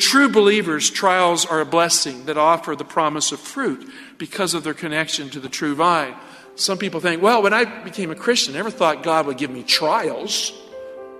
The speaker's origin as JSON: {"language": "English", "region": "the South", "country": "United States", "tie": "born or raised there", "said": "I grew up in the South"}